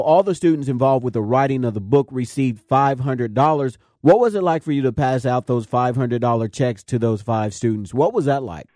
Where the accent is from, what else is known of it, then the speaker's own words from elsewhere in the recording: Cincinnati, Ohio, United States; I grew up in Winton Terrace myself and attended that same school, and I still mentor kids there now